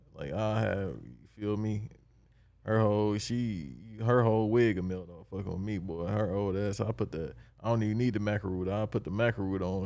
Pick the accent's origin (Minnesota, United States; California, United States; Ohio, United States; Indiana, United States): California, United States; Los Angeles; I'm from Los Angeles